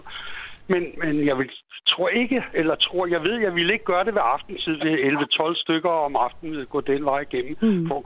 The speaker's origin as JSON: {"language": "Danish", "town": "Copenhagen", "region": "Capital Region of Denmark", "country": "Denmark", "tie": "born or raised there", "said": "jeg voksede op på Østerbro."}